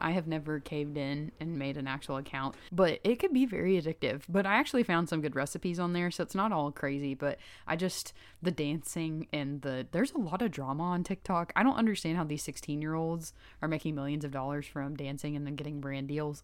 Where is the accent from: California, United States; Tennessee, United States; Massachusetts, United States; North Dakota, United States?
Tennessee, United States; Chattanooga; I'm from Chattanooga